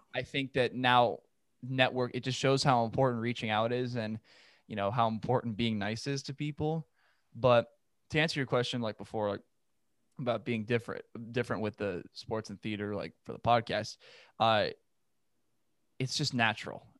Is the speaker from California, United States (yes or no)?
yes; Los Angeles, California, United States; I'm from Los Angeles. I'm from San Fernando Valley